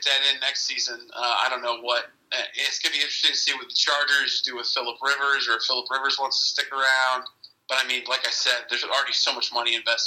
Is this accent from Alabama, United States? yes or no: no; Houston, Texas, United States; I'm from Houston, Texas